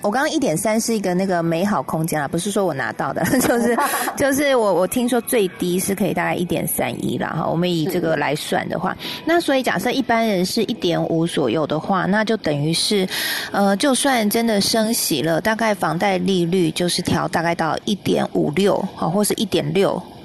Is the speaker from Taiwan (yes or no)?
yes; Kaohsiung, Taiwan; moved away; 我是高雄男子的音啊